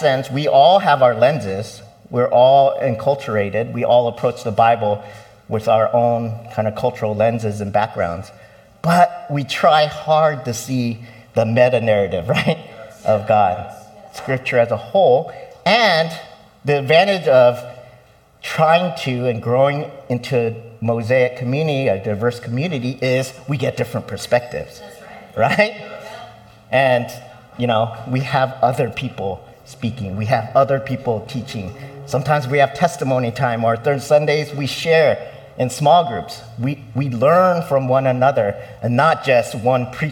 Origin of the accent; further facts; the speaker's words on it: United States; I was born here, I'm American